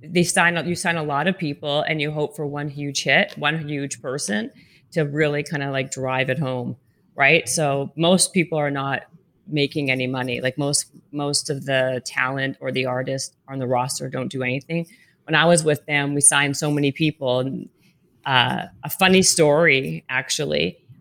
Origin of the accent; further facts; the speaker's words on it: Canada; now in Los Angeles, United States; It was super cool coming from Canada. And then I moved from Canada